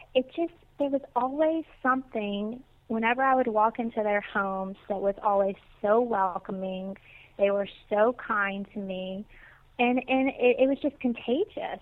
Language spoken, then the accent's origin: English; Natchez, Mississippi, United States; moved away as an adult; now in West Palm Beach, United States; I am originally from Natchez, Mississippi, and lived there for the first 20 years of my life